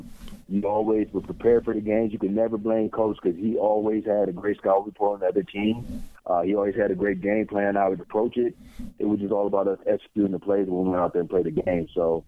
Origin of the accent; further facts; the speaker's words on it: Michigan, United States; moved away; I'm back home in Michigan in front of my hometown fans